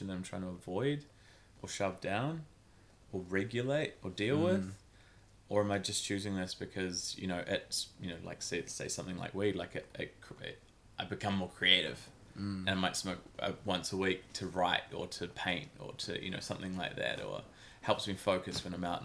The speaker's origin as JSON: {"language": "English", "country": "New Zealand", "tie": "born or raised there", "also_born_or_lived": "Christchurch, New Zealand / Auckland, New Zealand", "said": "I grew up in Christchurch, New Zealand, moved up to Auckland City at about maybe 10 years old"}